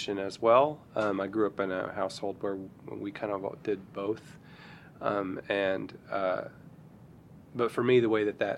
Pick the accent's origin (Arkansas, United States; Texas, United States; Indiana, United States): Arkansas, United States; Fort Smith; I grew up in Arkansas. I grew up in Fort Smith